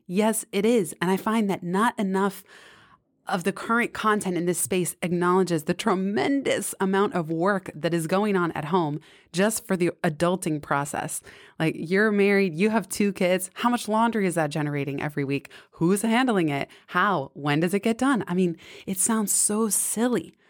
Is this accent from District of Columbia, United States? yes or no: no; San Francisco, California, United States; also born or lived in Bay Area suburbs; I grew up in San Francisco till seventh grade when we moved to the suburbs.